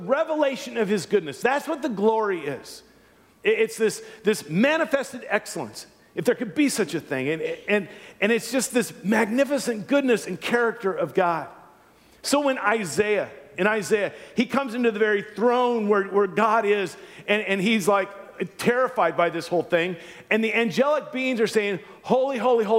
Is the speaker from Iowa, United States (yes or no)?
no; Louisiana, United States; moved away; I was born and raised in Louisiana